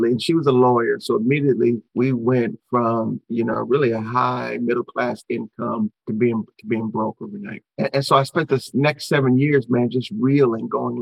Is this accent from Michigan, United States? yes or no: yes; Detroit, Michigan, United States; I'm from Detroit